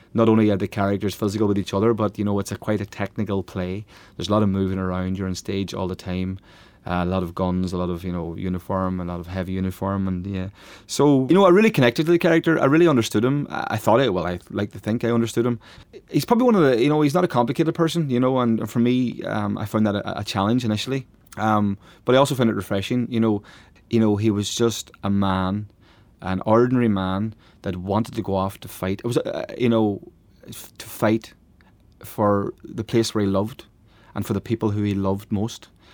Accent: Letterkenny, Ulster, Ireland; my hometown of Letterkenny, which is a real nationalist town, you know, on the border between Derry and, and Donegal

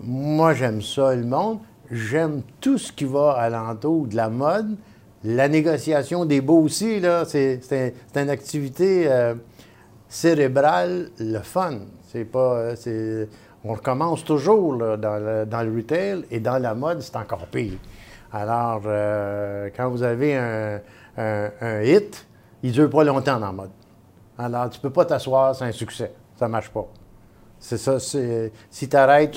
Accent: Montreal, Quebec, Canada; je suis un vrai Montréalais

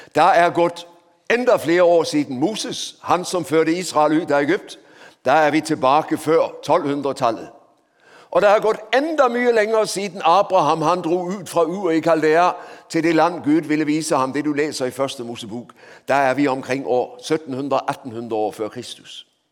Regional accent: Denmark; Norwegian is a second language; moved away as an adult; also born or lived in Oslo, Norway / Grimstad, Norway; now in Norway; så hører du på språket mitt at jeg ikke er ekte, jeg er båtflyktning fra Danmark

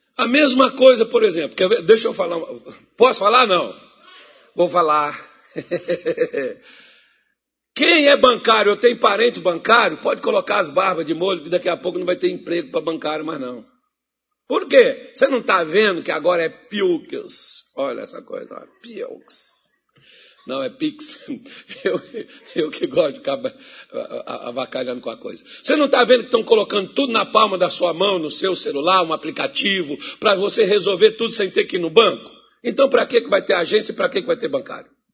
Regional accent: Minas Gerais, Brazil; moved away; also born or lived in Mato Grosso; eu sou mineiro

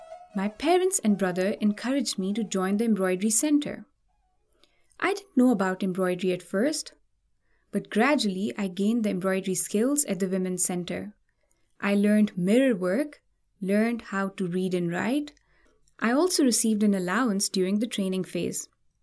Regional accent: Umerkot, Sindh, Pakistan; from Umerkot.

